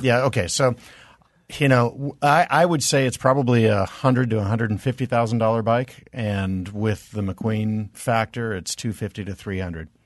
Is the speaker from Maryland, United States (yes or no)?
no; Reno, Nevada, United States; I was born in Reno.